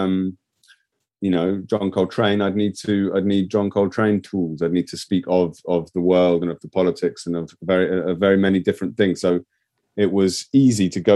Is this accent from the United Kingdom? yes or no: yes; England, United Kingdom; as an English person outside of the European Union who loves Europe